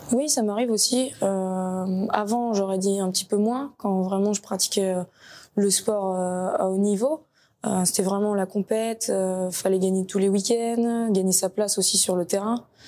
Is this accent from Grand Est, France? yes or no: no; Nantes, Pays de la Loire, France; je suis originaire de Nantes